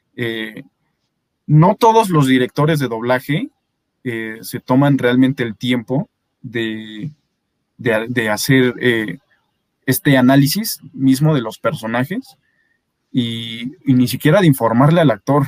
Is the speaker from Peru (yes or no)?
no; Mexico City, Mexico; accent: Mexico City accent; aquí en la Ciudad de México, nuestro acento